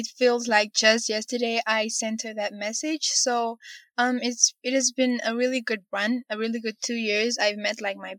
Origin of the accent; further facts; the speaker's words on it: Windhoek, Khomas, Namibia; I'm from Namibia, the capital Windhoek.